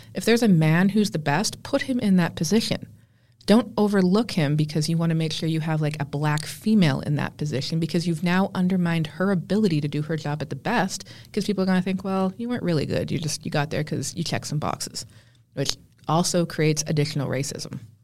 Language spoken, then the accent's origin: English; Canada; I just looked at myself more as being Canadian